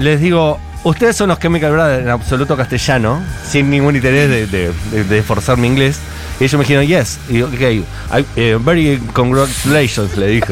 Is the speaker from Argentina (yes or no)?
yes; Argentina; soy argentino